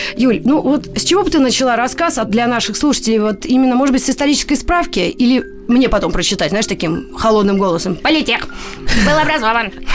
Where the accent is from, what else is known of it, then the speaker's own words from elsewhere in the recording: Moscow, Russia; я как москвичка, ну, не, ну, во втором поколении, да, мои родители, вы уже в Москве жили